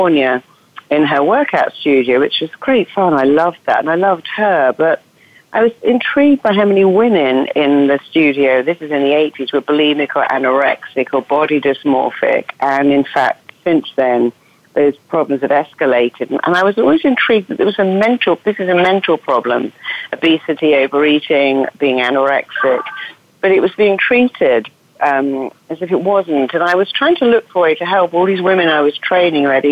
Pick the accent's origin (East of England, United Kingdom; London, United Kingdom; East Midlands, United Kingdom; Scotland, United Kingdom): East of England, United Kingdom; Cambridge; accent: English; now in Los Angeles, United States; I come from Cambridge, actually, but I live